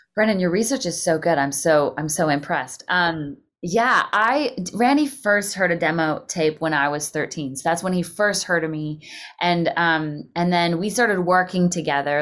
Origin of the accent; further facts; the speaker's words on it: Canada; moved away as an adult; also born or lived in Calgary / Nashville; being a Canadian